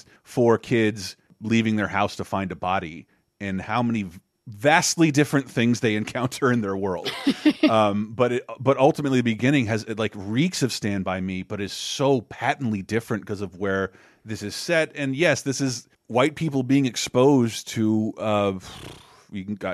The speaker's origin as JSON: {"language": "English", "region": "Florida", "country": "United States", "tie": "born or raised there", "said": "It's growing up in Florida"}